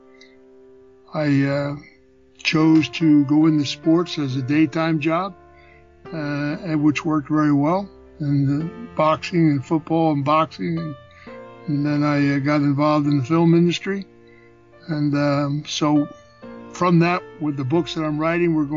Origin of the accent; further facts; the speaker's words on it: Philadelphia, Pennsylvania, United States; I was born in Philadelphia